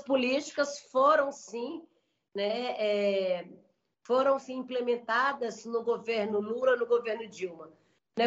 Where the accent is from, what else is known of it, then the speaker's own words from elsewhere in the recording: Maranhão, Brazil; moved away; eu sou do Maranhão